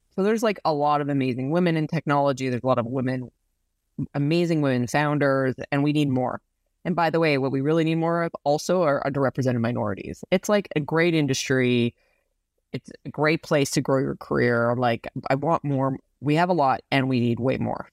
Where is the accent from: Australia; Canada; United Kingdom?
Canada; Saskatchewan; now in San Francisco, United States; I grew up in a, i, in a place in Canada that's, uh, called Saskatchewan